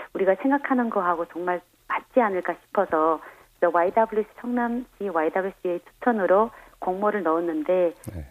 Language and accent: Korean; China; Korean is a second language; moved away as an adult; now in South Korea; 중국에서 왔고요